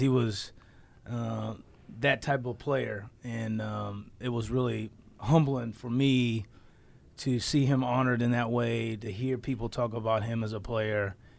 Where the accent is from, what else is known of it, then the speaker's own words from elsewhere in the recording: Southern California, United States; I grew up in Southern California